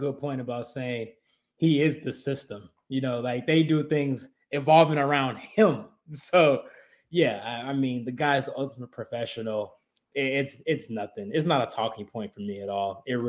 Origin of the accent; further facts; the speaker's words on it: Kansas City, Missouri, United States; I'm from that city. I'm from Kansas City.